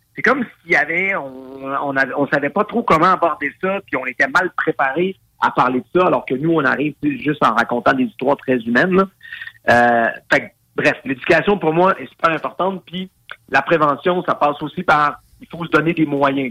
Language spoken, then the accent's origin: French; Quebec, Canada; en tant que père de famille, en tant que Québécois